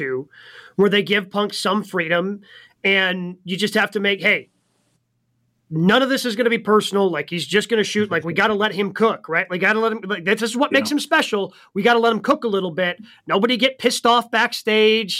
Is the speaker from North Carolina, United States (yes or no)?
no; Milwaukee, Wisconsin, United States; my hometown of Milwaukee